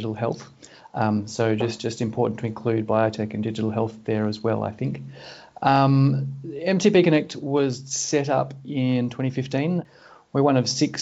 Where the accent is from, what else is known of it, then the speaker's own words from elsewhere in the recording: Sydney, New South Wales, Australia; I was born in Sydney and I've lived here for most of my life. In fact, up until recently, I was living in the postcode that I lived in for the first 23 years of my life.